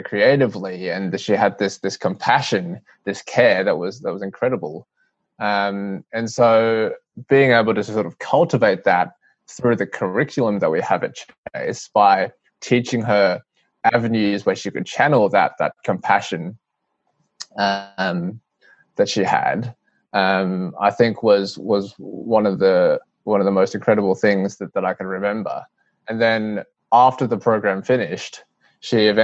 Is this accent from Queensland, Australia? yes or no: yes; Brisbane, Queensland, Australia; I grew up in Brisbane, and my parents were migrants from Hong Kong. I was born in Brisbane.